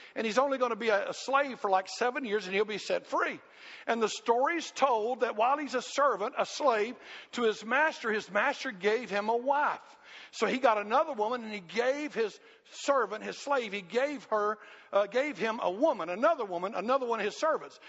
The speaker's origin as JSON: {"language": "English", "country": "United States", "tie": "born or raised there", "said": "growing up in America, growing up in this Christian environment"}